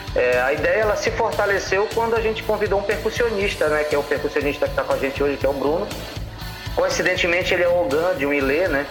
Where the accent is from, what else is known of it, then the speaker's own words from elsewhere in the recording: Santarém, Pará, Brazil; also born or lived in Rio Grande do Sul / Belém; eu me considero um, um paraense que nasceu no Rio Grande do Sul, porque eu, eu vim para o Pará com sete anos, Luiz. E assim, a, a minha infância toda foi aqui